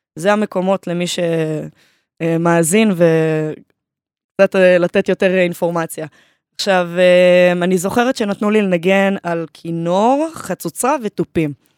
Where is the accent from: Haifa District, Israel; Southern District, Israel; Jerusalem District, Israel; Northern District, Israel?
Haifa District, Israel; Haifa; אני מהקריות, אה, מקריית חיים